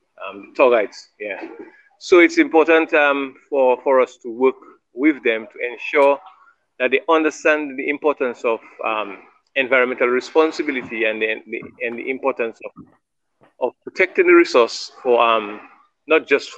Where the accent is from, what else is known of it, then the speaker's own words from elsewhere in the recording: Portsmouth, Saint John Parish, Dominica; I'm from Portsmouth.